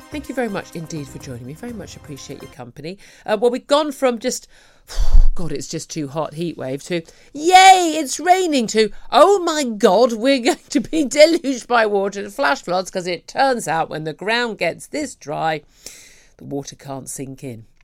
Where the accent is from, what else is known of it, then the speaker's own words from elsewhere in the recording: United Kingdom; we as British people